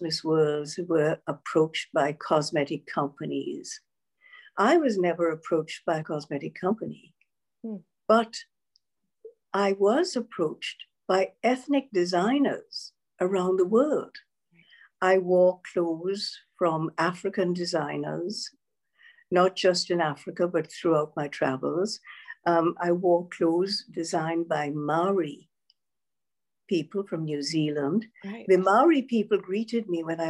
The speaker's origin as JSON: {"language": "English", "country": "Grenada", "tie": "born or raised there", "moved": "as an adult", "said": "growing up in the Caribbean is that it's a multi-ethnic society"}